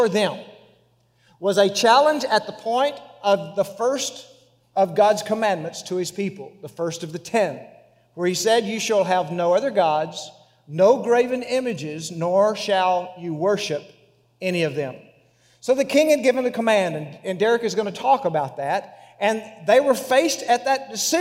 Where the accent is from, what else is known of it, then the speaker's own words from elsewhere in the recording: West Texas, United States; accent: West Texas; my West Texas accent